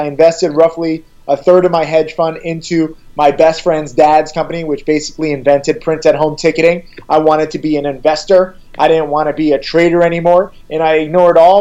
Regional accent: Orange, Connecticut, United States; I grew up middle class in Orange, Connecticut, a small town.

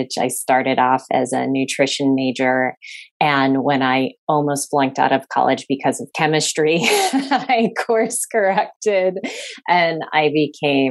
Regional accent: Chicago, Illinois, United States; moved away as an adult; also born or lived in Massachusetts; I grew up in Chicago, so in the city

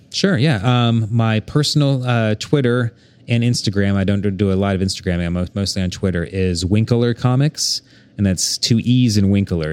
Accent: Bethany, Oklahoma, United States; also born or lived in Saint Louis, Missouri; growing up in Bethany, Oklahoma

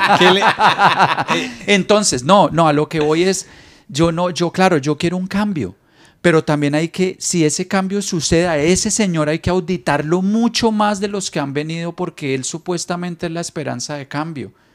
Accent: Colombia; also born or lived in Bogotá; now in Miami, United States; los colombianos somos chéveres

